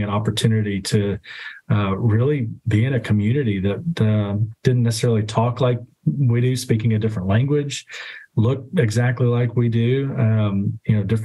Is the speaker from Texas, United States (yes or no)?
yes; Dallas, Texas, United States; I grew up in Oak Cliff. I'm an Oak Cliff boy.